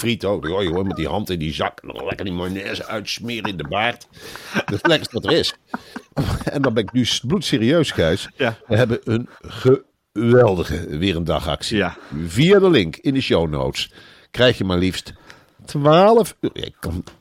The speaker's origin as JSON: {"language": "Dutch", "region": "North Brabant", "country": "Netherlands", "said": "ja, ik ben verdomme ook een Brabander ook. Oh, ben ik toch een Brabander. Alsjeblieft, en ik ben er trots op."}